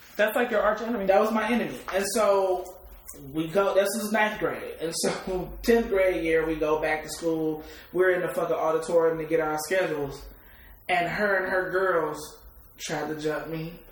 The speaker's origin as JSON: {"language": "English", "town": "Detroit", "region": "Michigan", "country": "United States", "tie": "born or raised there", "said": "I come from Detroit. You know, I yeah. mean, born and bred East Side."}